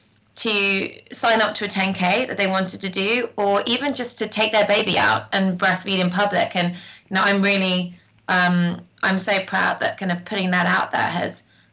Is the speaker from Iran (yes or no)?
no; North West England, United Kingdom; And I grew up hiking in the Lake District. My grandma's in the Lake District.